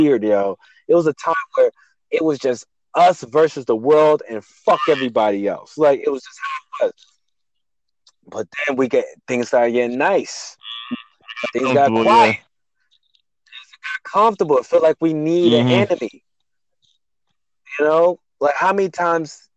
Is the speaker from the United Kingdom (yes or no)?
no; New York, United States; also born or lived in New Jersey; I'm from New York.